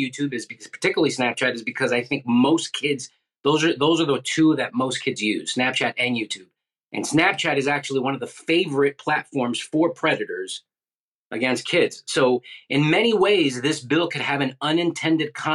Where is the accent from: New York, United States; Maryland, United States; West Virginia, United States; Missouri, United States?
New York, United States; New York City; moved away as an adult; now in Florida, United States; Originally from New York City, but I moved here in 2003